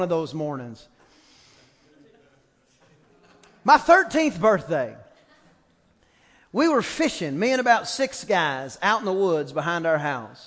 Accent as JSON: {"language": "English", "region": "East Texas", "country": "United States", "said": "I'm from East Texas"}